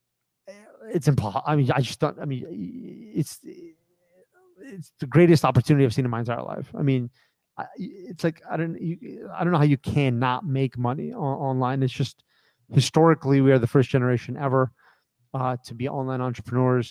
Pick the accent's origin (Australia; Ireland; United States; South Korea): United States; I grew up in America